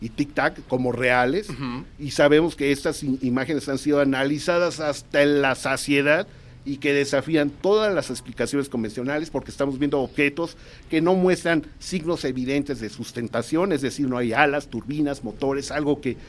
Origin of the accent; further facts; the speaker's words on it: Mexico; como mexicanos